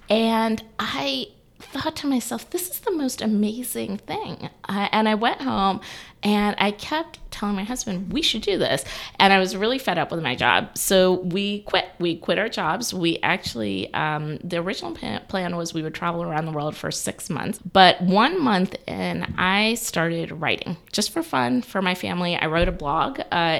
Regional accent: Auburn, Alabama, United States; moved away as an adult; now in Atlanta, United States; I'm actually from Auburn, Alabama, War Eagle, and I came to Atlanta about 20 some odd years ago, actually for college, and I fell in love with the city.

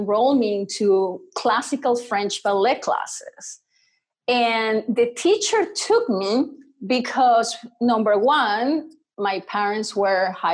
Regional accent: Venezuela; I was born in Venezuela.

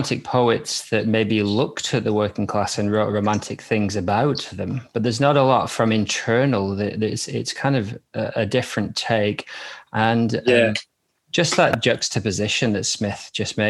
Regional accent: Wigan, North West England, United Kingdom; moved away as an adult; my hometown, Wigan

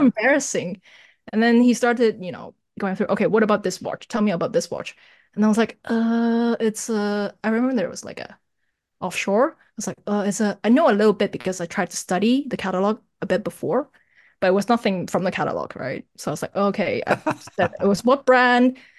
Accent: Toronto, Ontario, Canada; moved away as an adult; now in Hong Kong; I was born in Hong Kong and I moved to Canada when I was ten, studied there, graduated there.

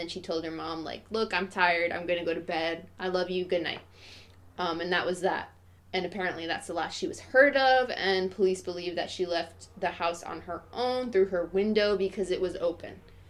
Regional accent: Ireland; I'm Irish

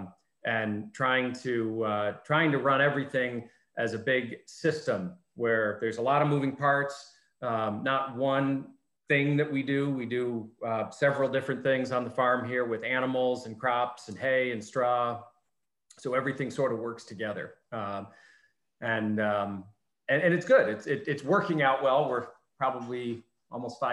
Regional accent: Finger Lakes, New York, United States; I grew up in the Finger Lakes

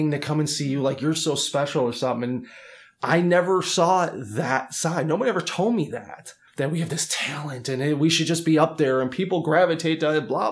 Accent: Chicago, Illinois, United States; I'm originally from Chicago, and my dad was a professional musician when I was growing up

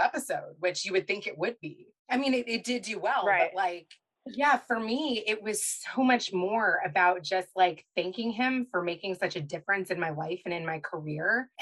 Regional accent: Kentucky, United States; I'm from Kentucky. So I knew a lot of my great grandparents and I was raised by my grandparents as well

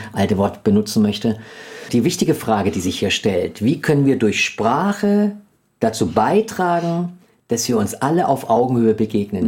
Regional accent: Germany; als Deutsche

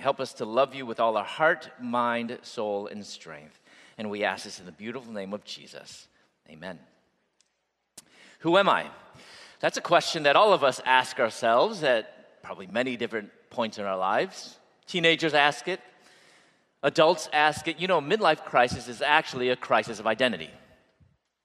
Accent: Chicago, Illinois, United States; moved away as an adult; also born or lived in Louisville; I'm originally from Chicago, and I moved at that point to Louisville, where I was going to dental school

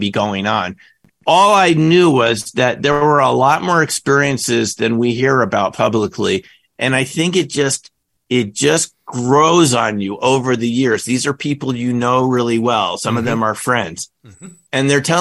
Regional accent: lower New York area, United States; growing up in the lower New York area.

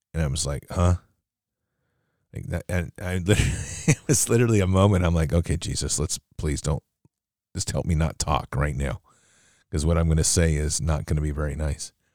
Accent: United States; as an American

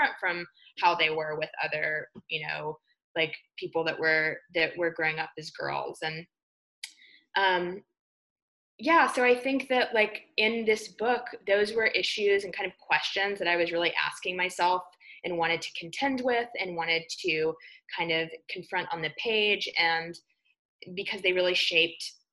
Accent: Alabama, United States; growing up in Alabama, I was very much, you know, what was referred to as a tomboy.

